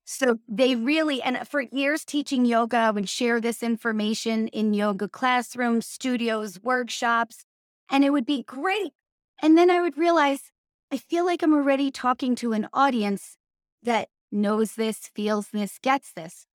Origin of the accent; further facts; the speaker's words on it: New York, United States; I'm from New York